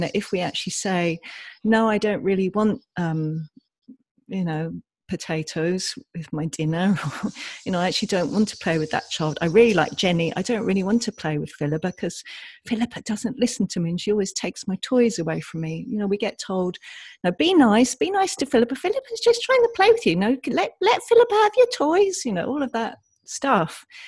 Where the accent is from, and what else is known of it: England, United Kingdom; born or raised there